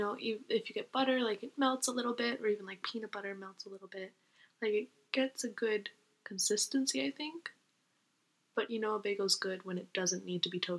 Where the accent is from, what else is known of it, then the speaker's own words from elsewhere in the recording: New York, United States; we're both from New York. We've spent our undergrad college years here.